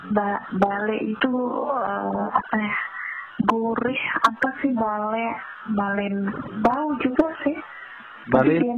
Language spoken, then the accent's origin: Indonesian; Java, Indonesia; Apalagi kalau {S1} kita itu dari Jawa itu paling kaget kan dengarnya.